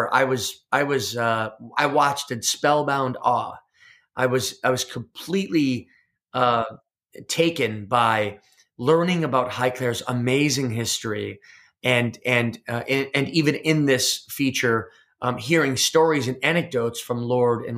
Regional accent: United States; I'm an American entrepreneur

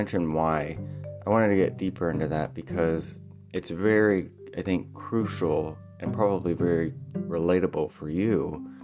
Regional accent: Illinois, United States; I'm from Illinois. That's where I live.

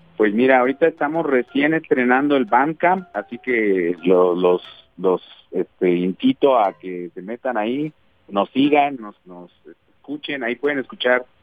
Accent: Mexico City, Mexico; moved away as an adult; now in Guadalajara, Mexico; yo nací en la Ciudad de México y llevo apenas unos 15 años viviendo acá en Guadalajara

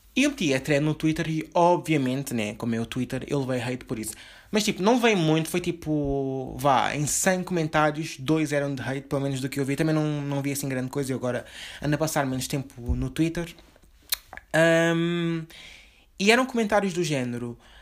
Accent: Lisbon, Portugal; eu também sou de Lisboa.

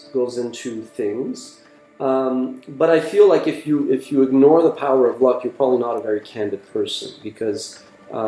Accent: Iran; now in Montreal, Canada; I was born in Iran in 1978

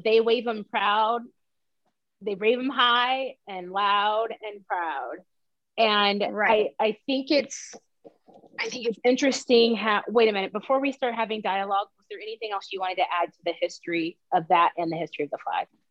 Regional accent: the South, United States; also born or lived in Columbus, Georgia / Atlanta, Georgia; we're from the South

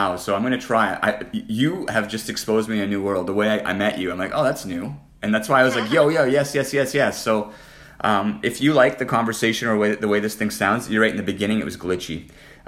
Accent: Canada; moved away; also born or lived in Las Vegas; I'm Canadian

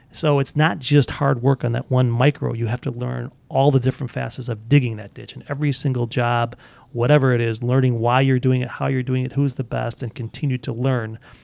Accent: Park Ridge, Illinois, United States; also born or lived in Chicago; born in Chicago. I grew up in Park Ridge, uh, about three blocks from the city of Chicago

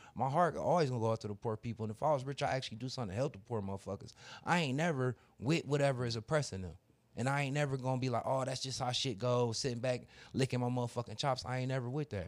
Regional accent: Cleveland, Ohio, United States; I'm from Cleveland

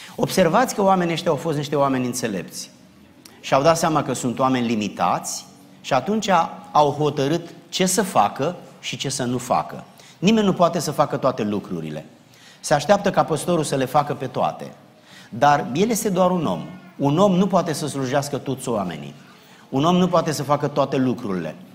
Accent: Romania; now in South Carolina, United States; noi suntem români care nu mai locuim în România

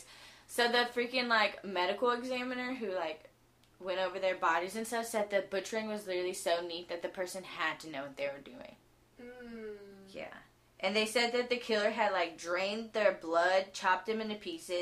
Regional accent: Houston, Texas, United States; Houston right here in our hometown

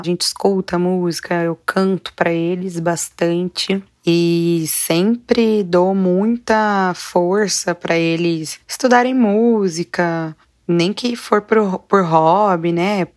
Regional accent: interior of São Paulo, Brazil; now in São Paulo, Brazil; moro em São Paulo mesmo, capital, nasci no interior de São Paulo.

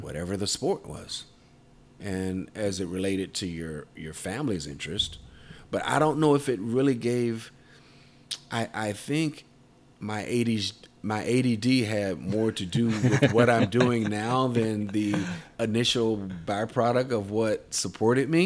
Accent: Tidewater area, Southeastern Virginia, United States; Southeastern Virginia, uh, Tidewater area where I'm from

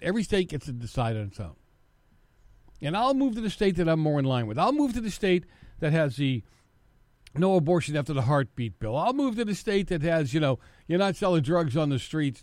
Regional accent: Massachusetts, United States; moved away; my home state, Massachusetts

